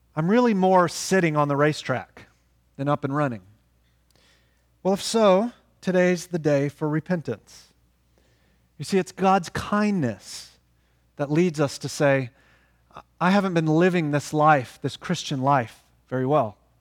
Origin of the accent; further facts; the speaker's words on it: Oklahoma, United States; moved away; we're from Oklahoma